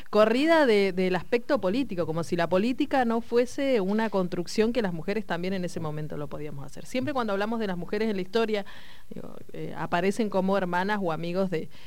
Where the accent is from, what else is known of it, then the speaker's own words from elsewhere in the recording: Argentina; los argentinos, los y las argentinas, somos sujetos de derecho y somos sujetos políticos.